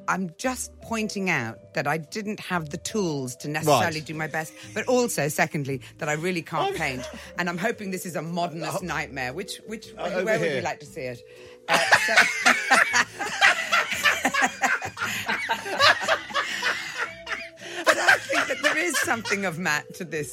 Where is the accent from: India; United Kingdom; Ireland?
Ireland; moved away; there is a bit of Irish blood in there, because that's where I was brought up.